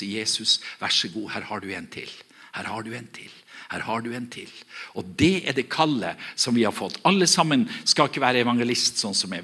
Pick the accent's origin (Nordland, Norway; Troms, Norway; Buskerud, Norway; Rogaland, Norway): Nordland, Norway; Herøy; Der jeg kommer ifra, så, jeg kommer ifra en, en, kommune som heter Herøy kommune.